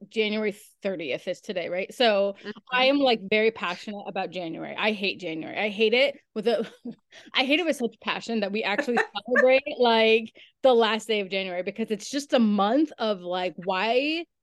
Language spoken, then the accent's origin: English; New York, United States; I'm from New York